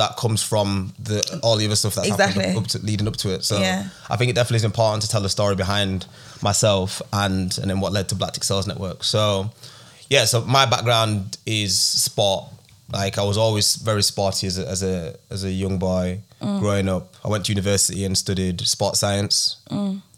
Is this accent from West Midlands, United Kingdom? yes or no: no; Huddersfield, Yorkshire and the Humber, United Kingdom; I'm from Huddersfield, where you don't really have companies